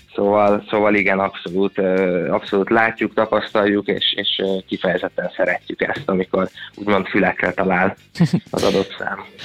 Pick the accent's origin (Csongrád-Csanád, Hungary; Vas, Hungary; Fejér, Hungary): Fejér, Hungary; Székesfehérvár; moved away as an adult; also born or lived in Budapest; Én Székesfehérváron nőttem fel lakótelepen